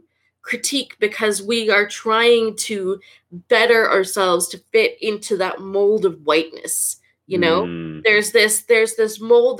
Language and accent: English; Canada; I am first generation, born and raised in Canada